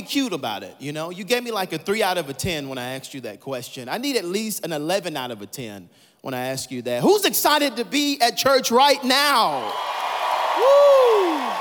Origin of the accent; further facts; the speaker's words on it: Atlanta, Georgia, United States; I'm from Atlanta, Georgia.